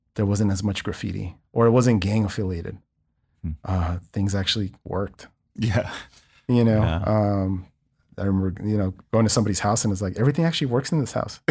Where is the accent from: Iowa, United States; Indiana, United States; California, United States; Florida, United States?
California, United States; Los Angeles; i'm incredibly proud of growing up in East Los Angeles.